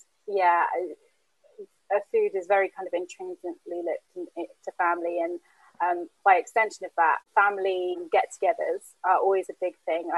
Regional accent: London, United Kingdom; when I was younger, growing up in Camden, my mum actually used to work shift work

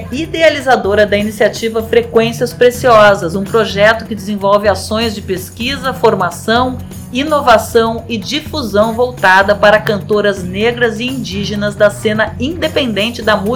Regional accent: Rio Grande do Sul, Brazil; Para quem não sabe, eu sou gaúcho, então muito

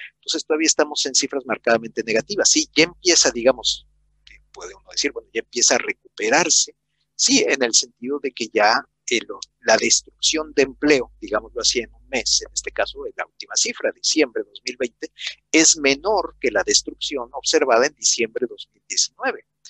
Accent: Mexico; las dos crisis de deuda que tuvimos en los 80s y en los 90

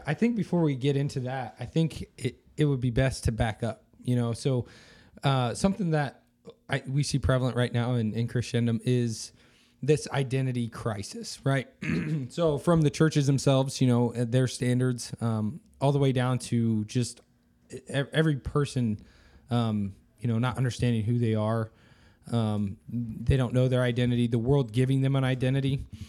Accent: Fulton, United States; I'm from Fulton.

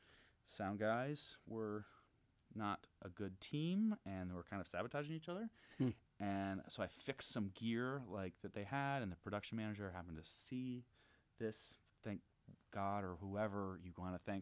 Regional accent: Gainesville, Florida, United States; moved away as an adult; now in Chicago, United States; I grew up in Gainesville.

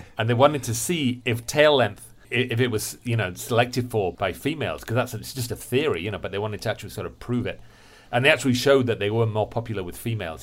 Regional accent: England, United Kingdom; I'm English

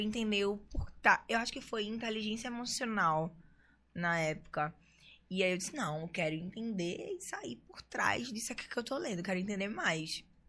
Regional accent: Recife, Pernambuco, Brazil; moved away as an adult; now in São Paulo, Brazil; eu nasci aqui no Recife mesmo, né? Eu fui criada no Pina.

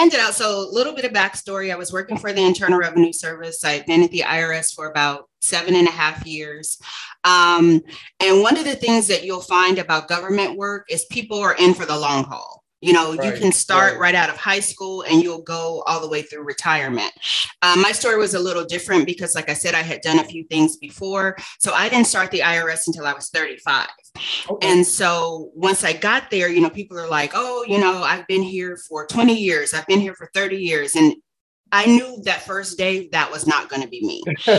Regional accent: Los Angeles, California, United States; also born or lived in Santa Barbara / Phoenix / Atlanta; Born and raised in Los Angeles

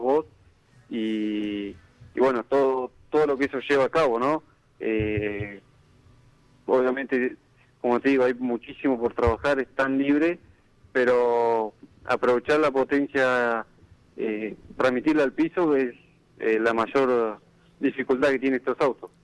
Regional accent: General La Madrid, Buenos Aires Province, Argentina; now in Necochea, Argentina; soy de General a Madrid, en, este momento estoy viviendo en Necochea

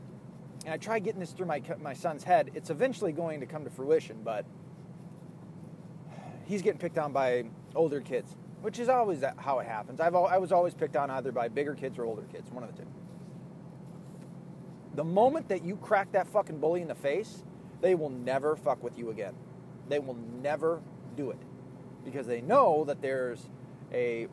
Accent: Ireland; being an Irish person

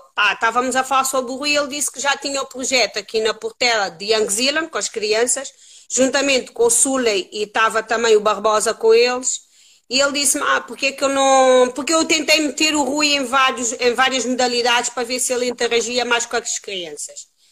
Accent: Cape Verde; moved away as an adult; now in Lisbon, Portugal; Eu nasci em Cabo Verde, vim para aqui, mas já tenho mais anos de vida aqui em Portugal do que em Cabo Verde. Uh, vim para aqui com 19 anos

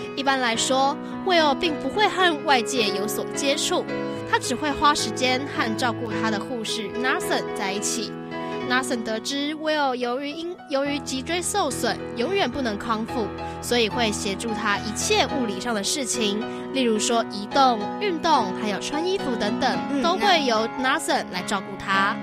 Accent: Taiwan; 我是台湾人

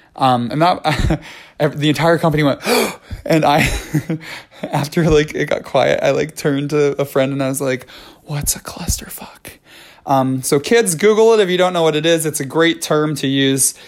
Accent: New York City, New York, United States; as a New Yorker

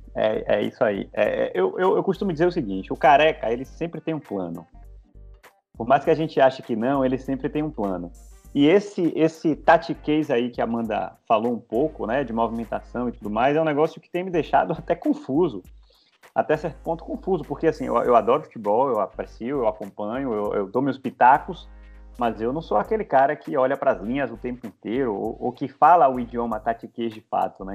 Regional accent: Bahia, Brazil; Eu, como um bom baiano

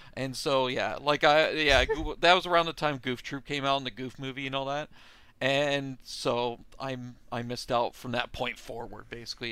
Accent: Canada; I'm from Canada

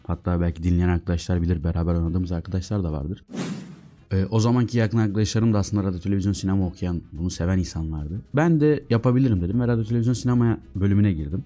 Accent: İskenderun, Hatay, Turkey; moved away as an adult; memleketime döndüm

